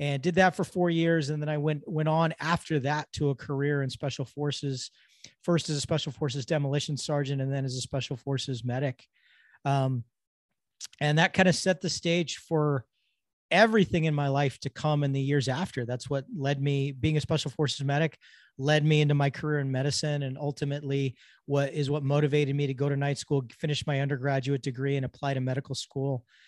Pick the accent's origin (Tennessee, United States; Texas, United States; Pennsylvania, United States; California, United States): California, United States; Southern; I grew up in Southern California